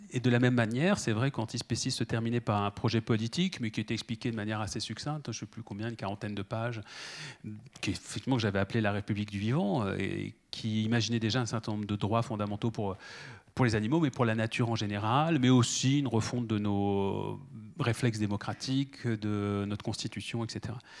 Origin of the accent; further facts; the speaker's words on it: France; also born or lived in Paris; chez nous en France